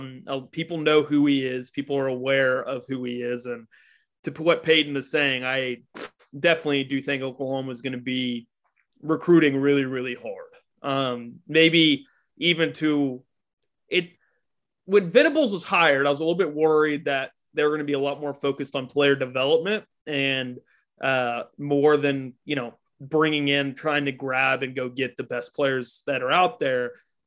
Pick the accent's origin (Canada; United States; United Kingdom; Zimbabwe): Canada; Edmonton, Alberta; I'm from